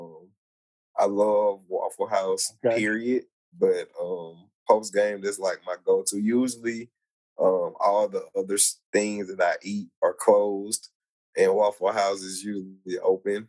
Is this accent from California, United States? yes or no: no; Georgia, United States; now in Alabama, United States; I grew up in Georgia